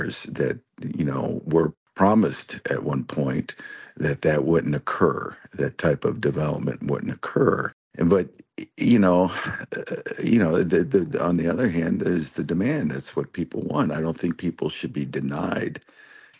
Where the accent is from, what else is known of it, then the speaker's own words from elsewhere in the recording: Cuyahoga Falls, Ohio, United States; I grew up in Cuyahoga Falls